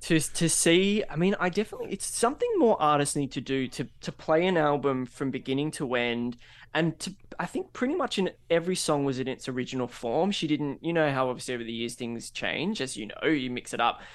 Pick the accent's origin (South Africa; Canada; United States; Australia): Australia; we're Australian